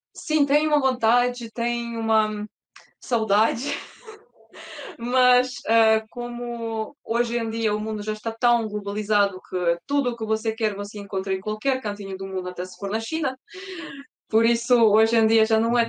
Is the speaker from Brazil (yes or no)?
no; Porto, Norte, Portugal; also born or lived in Ukraine; Eu sou da Ucrânia, mas toda a minha vida eu passei em Portugal, na cidade do Porto